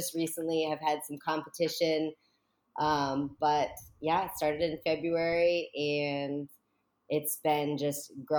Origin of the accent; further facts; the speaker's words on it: Connecticut, United States; moved away as an adult; also born or lived in New Hampshire; now in North Captiva Island, Florida, United States; Well, like I've said … I grew up in Connecticut, lived in New Hampshire for a little while. I'm 37. Actually, I think maybe 36. So I just recently started a business in February down in Florida